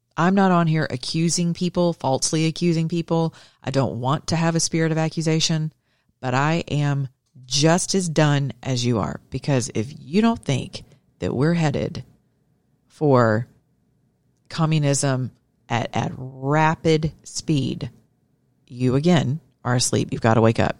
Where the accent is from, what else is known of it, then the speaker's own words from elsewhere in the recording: Georgia, United States; I'm from Georgia.